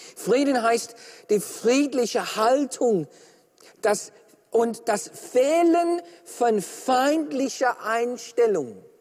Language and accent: German; Australia; ich bin Australier